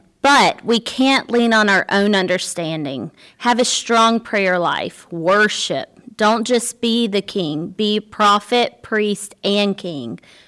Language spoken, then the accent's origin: English; Birmingham, Alabama, United States; I totally agree. I grew up in Birmingham, Alabama. I went to Word of Life Church there.